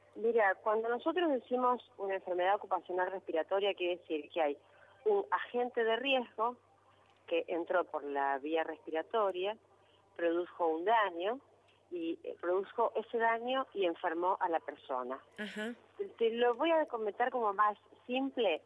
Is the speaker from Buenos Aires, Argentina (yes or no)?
no; Rosario, Santa Fe, Argentina; also born or lived in Río Gallegos; yo soy de Rosario